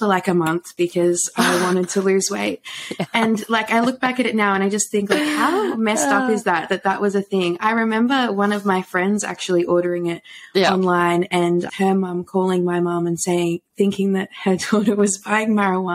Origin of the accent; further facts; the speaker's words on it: Warragul, Victoria, Australia; moved away as an adult; also born or lived in Melbourne, Australia; now in Brisbane, Australia; born and bred in Warrigal, where I lived for most of my life.